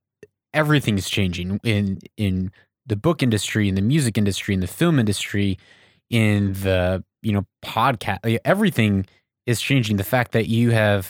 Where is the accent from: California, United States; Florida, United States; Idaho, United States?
Idaho, United States; Someone has a bigger name. I don't have influence. I'm just from Idaho.